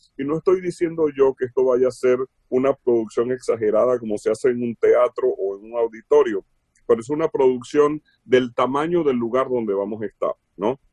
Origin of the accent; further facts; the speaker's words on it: Venezuela; moved away as an adult; now in Los Angeles, United States; Trabajé mucho en estaciones de radio en Venezuela, fui asesor de compañías allá de radio, muy jovencito, ¿no? A los 15, 16. Yo salí de Venezuela como a los 20